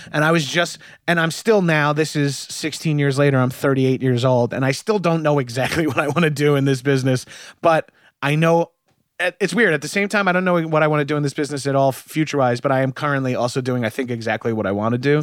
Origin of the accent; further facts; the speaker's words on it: Long Island, New York, United States; moved away; I'm from Long Island